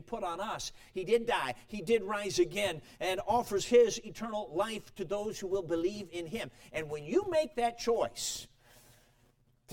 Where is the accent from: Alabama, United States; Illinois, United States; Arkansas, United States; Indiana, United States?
Illinois, United States; Chicago; also born or lived in Durango, Colorado; I was born in Durango, Colorado, so it's good to be back on the turf, though I had to live most of my life in Chicago